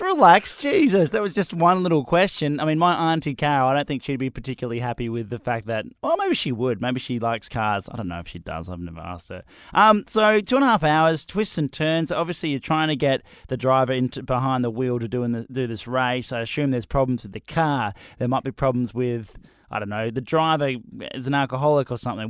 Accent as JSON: {"language": "English", "country": "Australia", "said": "I'm not English. I'm Australian."}